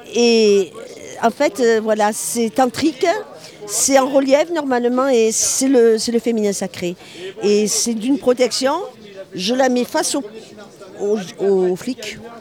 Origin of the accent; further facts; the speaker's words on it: Marseille, Provence-Alpes-Côte d'Azur, France; je suis de Marseille